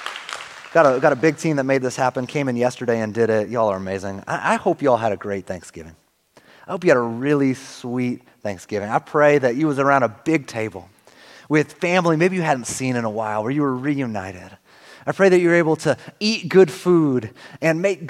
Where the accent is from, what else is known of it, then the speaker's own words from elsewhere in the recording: Northern California, United States; moved away as an adult; also born or lived in Arizona / Seattle area; now in Oregon, United States; I grew up in Northern California, my family originally from Seattle area